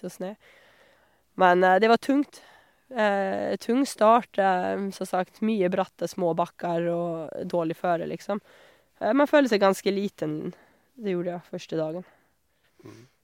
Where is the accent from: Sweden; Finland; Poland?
Sweden; southern Sweden; Norwegian is a second language; moved away as an adult; also born or lived in Australia; now in Honningsvåg, Norway; det var jo ikke noe snø hjemme i Sør-Sverige